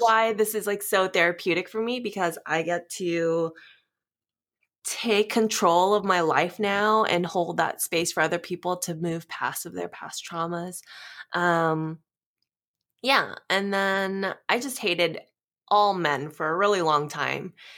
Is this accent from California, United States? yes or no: yes; Southern California, United States; moved away as an adult; now in Las Vegas, United States; I am a California girl, SoCal